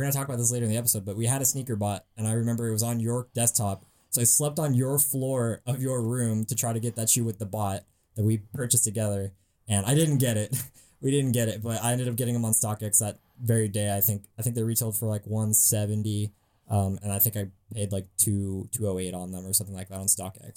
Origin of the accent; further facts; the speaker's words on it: San Francisco Bay Area, California, United States; I'm from San Francisco Bay Area